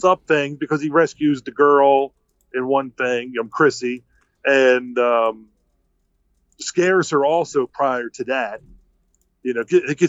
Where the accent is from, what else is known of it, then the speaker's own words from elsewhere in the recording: Baltimore, Maryland, United States; I grew up in Baltimore City